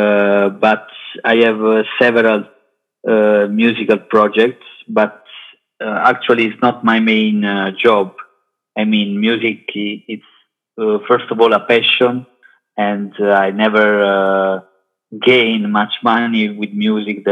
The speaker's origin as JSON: {"language": "English", "town": "Caserta", "region": "Campania", "country": "Italy", "tie": "born or raised there", "also_born_or_lived": "Naples / London", "second_language": "English", "moved": "as an adult", "lives_now": "Milan, Italy", "said": "I was born in Naples, but I grew up in Caserta area. Until I was 23 years old"}